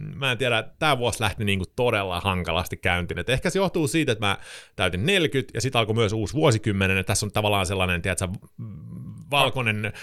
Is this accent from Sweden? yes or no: yes; Sweden; Finnish is a second language; moved away as an adult; also born or lived in Stockholm, Sweden; now in Helsinki, Finland; mä oon siis äh, Ruotsin kansalainen, äh, varttunut Ruotsissa ja suomi on minun kolmas kieli englannin ja ruotsin jälkeen